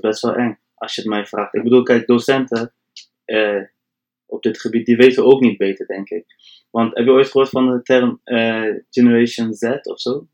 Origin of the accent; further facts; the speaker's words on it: Delfzijl, Groningen, Netherlands; Kom uit Delftal, echt hoog in Nederland.